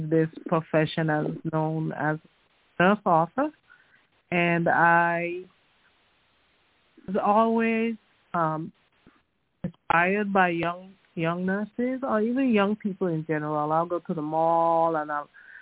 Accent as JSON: {"language": "English", "country": "U.S. Virgin Islands", "said": "I came from the Virgin Islands, St. Thomas, that's my alma mater, University of the Virgin Islands"}